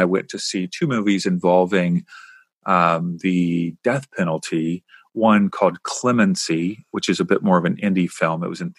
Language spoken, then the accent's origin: English; Kentucky, United States; I grew up in Kentucky, so I understand the word gumption